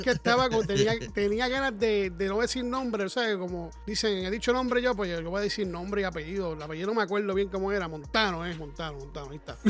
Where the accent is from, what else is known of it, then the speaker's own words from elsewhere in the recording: Puerto Rico; now in United States; soy puertorriqueño